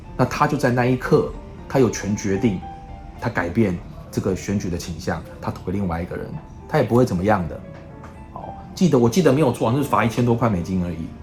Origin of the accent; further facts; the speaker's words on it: Taiwan; moved away as an adult; also born or lived in United States / Shanghai; 我们台湾人